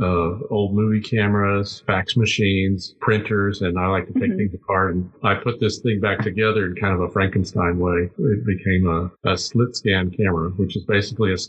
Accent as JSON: {"language": "English", "town": "McAllen", "region": "Texas", "country": "United States", "tie": "born or raised there", "moved": "as an adult", "lives_now": "San Antonio, United States", "said": "I grew up in McAllen"}